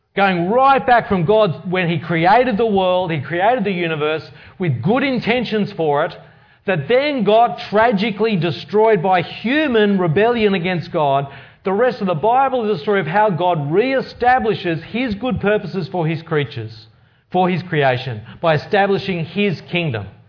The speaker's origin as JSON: {"language": "English", "country": "Australia", "tie": "born or raised there", "said": "growing up in Australia means that I've largely been influenced from, from birth"}